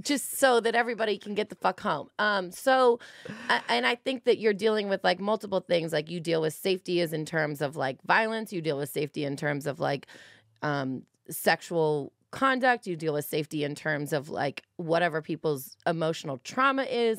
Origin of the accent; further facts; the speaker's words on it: Los Angeles, California, United States; I'm from California, I'm from L